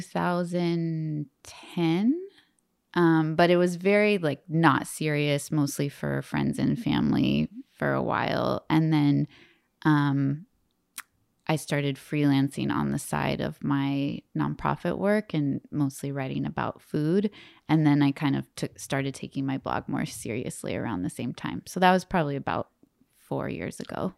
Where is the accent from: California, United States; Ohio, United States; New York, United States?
California, United States; Bay Area; also born or lived in Merida, Yucatan; I'm from the Bay Area, and so I moved back to the Bay Area